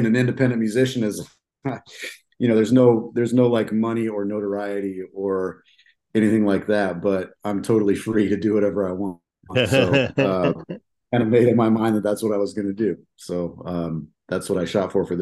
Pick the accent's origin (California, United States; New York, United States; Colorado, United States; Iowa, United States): Iowa, United States; Des Moines; I'm from Central Iowa here. I was born and raised in Des Moines.